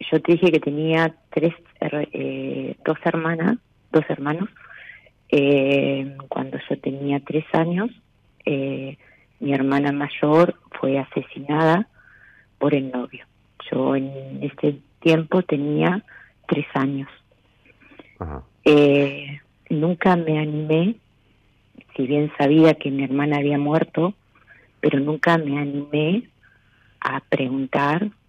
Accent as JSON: {"language": "Spanish", "town": "Laprida", "region": "Buenos Aires", "country": "Argentina", "tie": "born or raised there", "lives_now": "Necochea, Argentina", "said": "Eh, no, nací en La Prida eh, y a los 12 años me vine a vivir acá."}